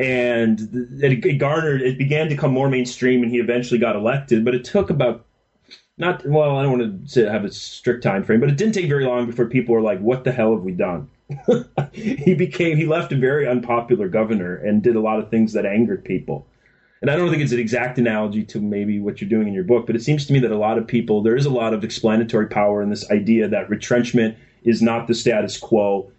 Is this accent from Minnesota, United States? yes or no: yes; Minnesota, United States; was around the time I grew up in Minnesota, when the Minnesota elected Jesse Ventura.